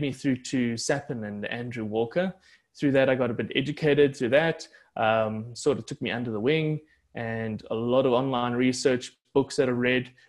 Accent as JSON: {"language": "English", "area": "West Rand", "region": "Gauteng", "country": "South Africa", "said": "I'm originally from the, the West Rand"}